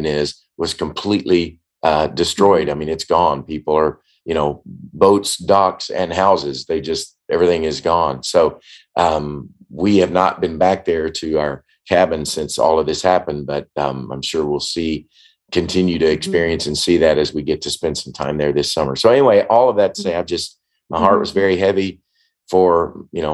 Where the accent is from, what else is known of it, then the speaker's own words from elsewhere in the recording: Paducah, Kentucky, United States; I grew up in Paducah, born and raised there